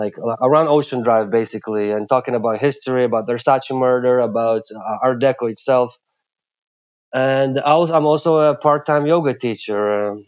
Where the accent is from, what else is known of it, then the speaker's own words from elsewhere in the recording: Lithuania; moved away as an adult; also born or lived in Plymouth, England; now in Miami Beach, United States; I come from Lithuania. And when I was 19, I moved to UK to study.